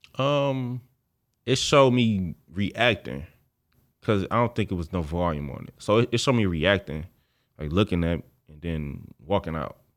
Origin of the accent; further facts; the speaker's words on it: Detroit, Michigan, United States; I grew up on Seven Mile and Greenfield